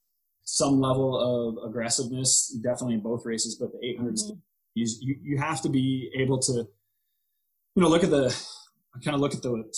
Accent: Iowa, United States; moved away; also born or lived in Colorado; I'm an Iowa boy. I'm from Iowa

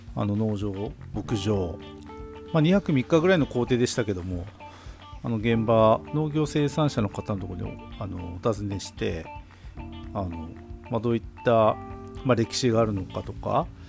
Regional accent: Obihiro, Hokkaido, Japan; 北海道帯広僕らの地元の十勝帯広

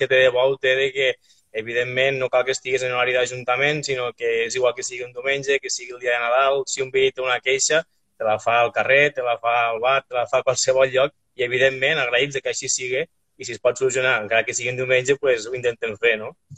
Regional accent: Arnes, Catalonia, Spain

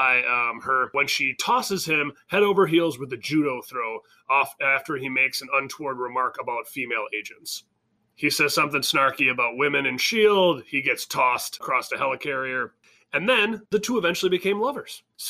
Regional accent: Oshkosh, Wisconsin, United States; born or raised there

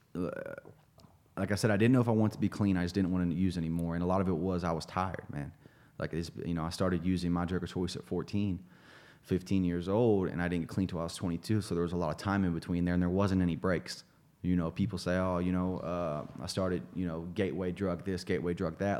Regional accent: Greenfield, Ohio, United States; moved away; a little town outside of Chillicothe, Ohio, outside of Dayton, called Greenfield, Ohio.

